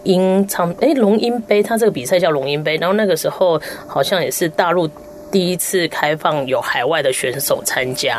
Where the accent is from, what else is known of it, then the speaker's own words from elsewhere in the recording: southern Taiwan, Taiwan; 我们南部人讲话就比较直嘛